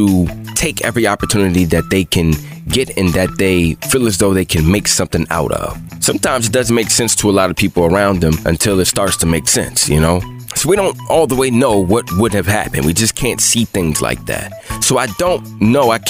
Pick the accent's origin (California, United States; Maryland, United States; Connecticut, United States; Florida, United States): Maryland, United States; Bowie; I'm from Bowie.